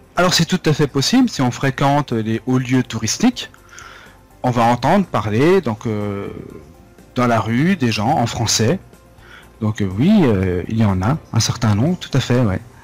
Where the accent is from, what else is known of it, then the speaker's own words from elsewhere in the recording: France; moved away as an adult; now in Japan; quand on vient de France